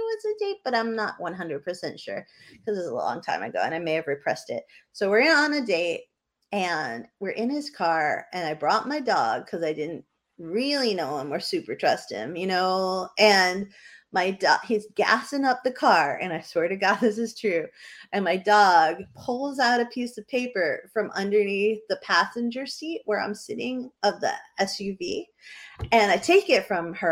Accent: New Hampshire, United States; moved away; I grew up in New Hampshire

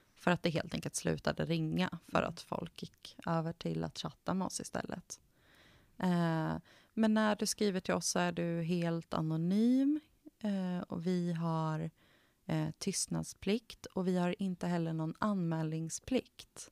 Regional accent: central Sweden, Sweden; moved away as an adult; Jag växte upp i en jätteliten landsbygdsort i mm. Mellansverige

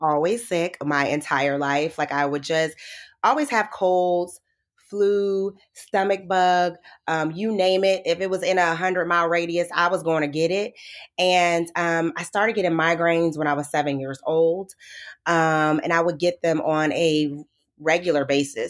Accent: Midwest, United States; And so I grew up in the Midwest. I'm from the Midwest.

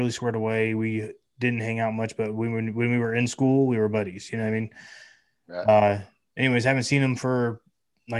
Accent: Lake County, California, United States; moved away as an adult; now in Lake Havasu City, United States; I grew up outside of town, out in the sticks in the mountains. And this is Lake County, California

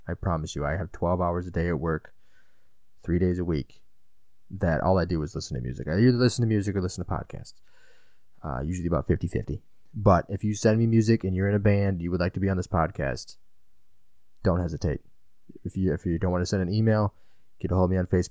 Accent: Illinois, United States; I'm from Illinois

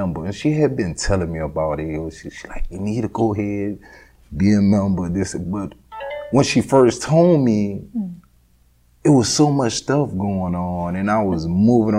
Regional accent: Lafayette, Louisiana, United States; also born or lived in Iowa / Arkansas / Texas / Fort Smith, Arkansas; I grew up in Lafayette, Louisiana

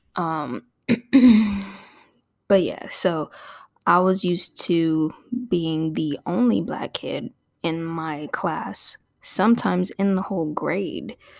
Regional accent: Torrance, California, United States; also born or lived in Oklahoma / Inglewood, California; I grew up in Torrance, California, which is a suburb south of Los Angeles

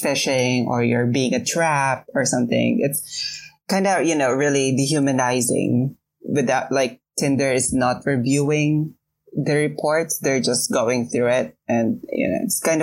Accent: Quezon City, Metro Manila, Philippines; I was born and raised in Quezon City

